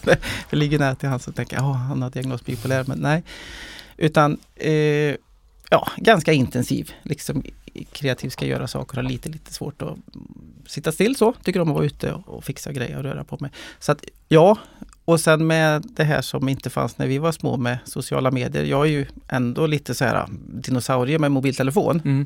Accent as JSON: {"language": "Swedish", "town": "Molkom", "region": "Värmland", "country": "Sweden", "tie": "born or raised there", "also_born_or_lived": "Stockholm", "said": "uppväxt i, i Värmland, eh, i skogen, eh, utanför Molkom"}